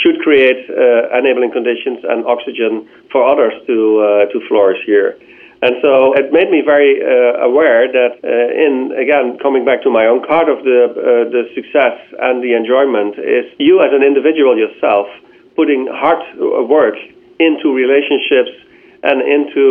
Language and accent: English; Netherlands; I'm from the Netherlands